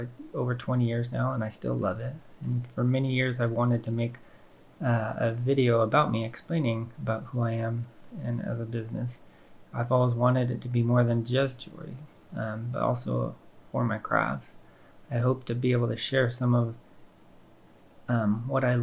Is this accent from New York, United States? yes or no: no; Paradise, California, United States; I grew up in Paradise, California